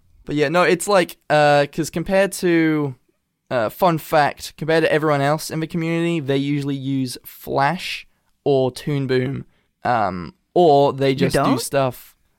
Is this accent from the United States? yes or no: no; England, United Kingdom; accent: Americanized; I do have, like, an Americanized accent because my... Like, I'm half American. Like, I've born and raised in England, but my mother's from California.